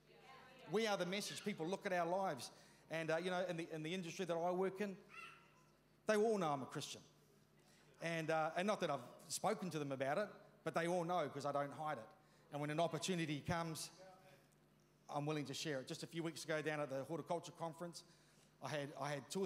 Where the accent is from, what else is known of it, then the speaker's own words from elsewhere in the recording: New Zealand; I was brought up in Ralreka, you know, in that years 1 to 13 as a teenager in the 70s